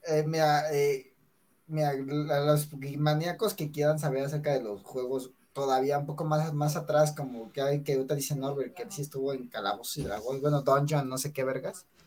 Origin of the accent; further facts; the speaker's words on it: Mexico; típico mexicano, bueno, somos típicos mexicanos